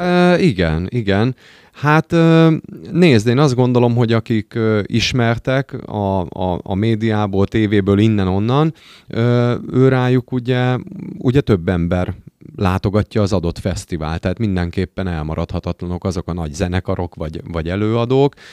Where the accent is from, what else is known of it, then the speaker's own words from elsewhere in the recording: Győr, Győr-Moson-Sopron, Hungary; győriek vagyunk, győrhöz kötődünk